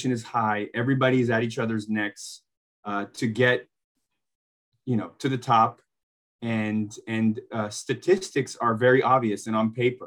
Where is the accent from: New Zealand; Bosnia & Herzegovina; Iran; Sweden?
Bosnia & Herzegovina; moved away; I grew up in Bosnia to two professional basketball players